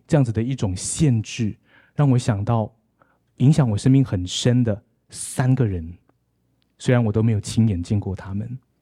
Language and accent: Chinese; Malaysia; now in Taipei, Taiwan; 我今天来到马，马来西亚